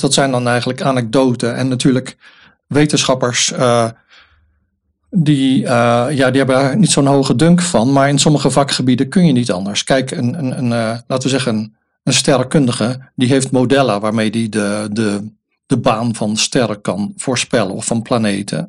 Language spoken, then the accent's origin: Dutch; Rotterdam, South Holland, Netherlands; ik ben ook een Rotterdammer